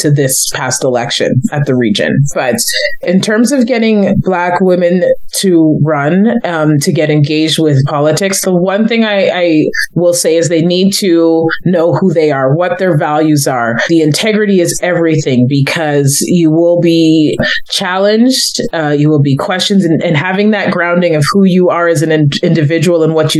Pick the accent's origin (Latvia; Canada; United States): Canada; Kitchener, Ontario; also born or lived in Toronto; growing up in Kitchener-Waterloo